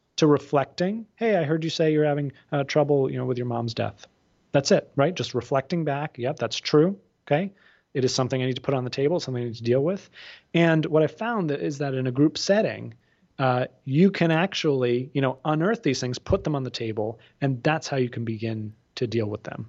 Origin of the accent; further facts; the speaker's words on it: outside of Boston, Massachusetts, United States; I grew up outside of Boston